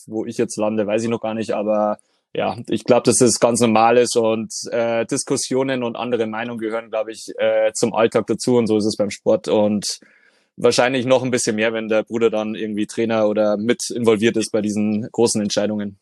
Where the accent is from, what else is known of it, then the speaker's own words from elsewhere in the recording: Deggendorf, Bavaria, Germany; bin gebürtiger Deckendorfer